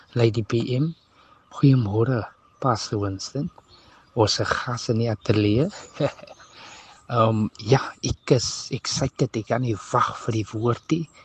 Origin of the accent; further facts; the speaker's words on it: Cape Town, Western Cape, South Africa; ek het groot geword in Charlesville op die Kaapse vlakte